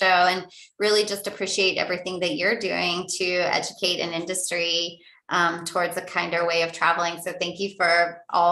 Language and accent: English; Pittsburgh, Pennsylvania, United States; I'm originally from Pennsylvania